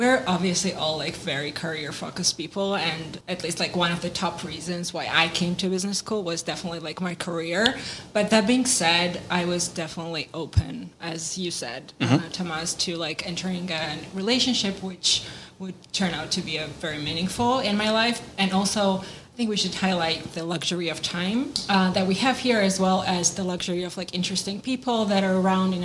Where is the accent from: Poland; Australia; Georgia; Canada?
Georgia; moved away as an adult; now in United States; I am an international student from the country of Georgia